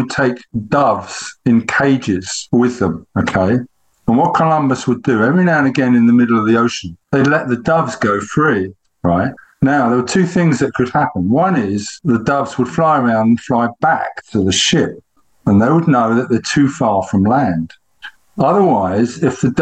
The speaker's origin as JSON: {"language": "English", "region": "England", "country": "United Kingdom", "said": "as an Englishman"}